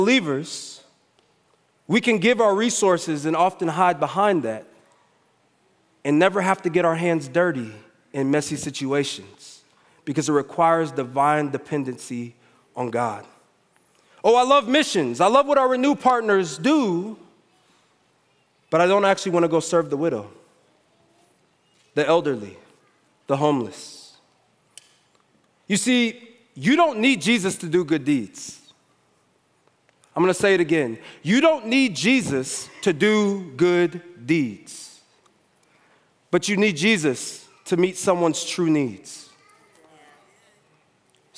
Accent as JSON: {"language": "English", "country": "United States", "said": "I'm American"}